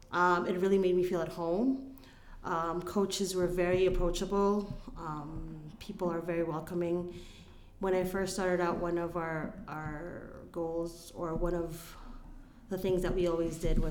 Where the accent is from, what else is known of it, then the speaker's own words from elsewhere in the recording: Philippines; moved away; I grew up in the Philippines, which is a third world country